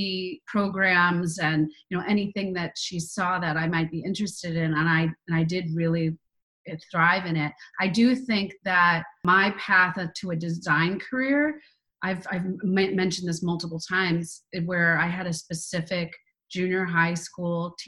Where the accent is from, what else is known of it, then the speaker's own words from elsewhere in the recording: Fairfax, Virginia, United States; Northern Virginia, right outside of D.C. in Fairfax